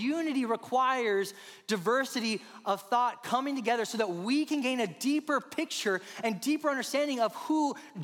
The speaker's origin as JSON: {"language": "English", "area": "Rio Grande Valley", "region": "Texas", "country": "United States", "tie": "born or raised there", "said": "I grew up in the Rio Grande Valley, the southernmost part of the state."}